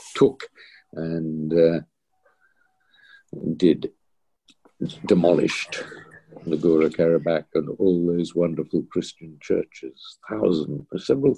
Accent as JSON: {"language": "English", "country": "Australia", "also_born_or_lived": "London, United Kingdom", "moved": "yes", "lives_now": "United Kingdom", "said": "being an Australian"}